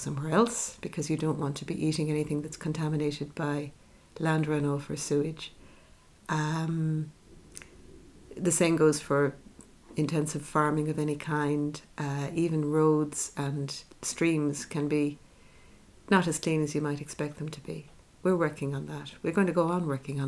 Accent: Ireland

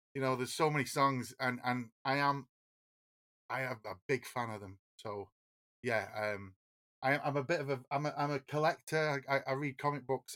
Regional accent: Oldham, North West England, United Kingdom; we're from Oldham

